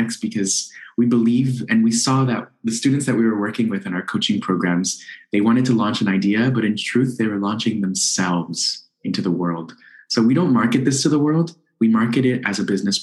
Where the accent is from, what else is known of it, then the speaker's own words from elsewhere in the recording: Miami, Florida, United States; I'm originally from Miami, Florida. I'm a first generation Nicaraguan American